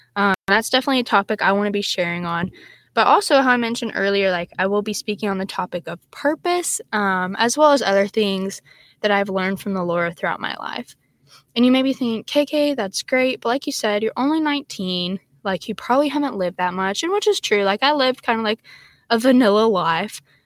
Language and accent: English; Texas, United States; I'm from Texas